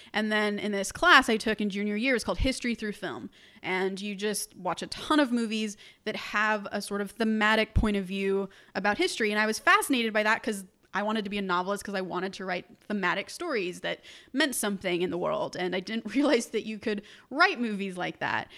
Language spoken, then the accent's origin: English; Orange County, California, United States; I was born in Orange County, which is about an hour south of Los Angeles